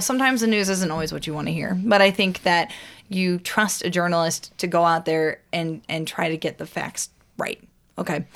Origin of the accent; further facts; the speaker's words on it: Washington, Missouri, United States; my hometown. Again, Lowell, Washington, Missouri. It's outside of Saint Louis